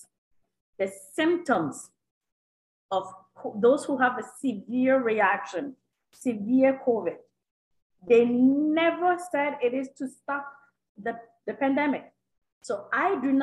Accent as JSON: {"language": "English", "country": "Canada", "said": "as a Canadian"}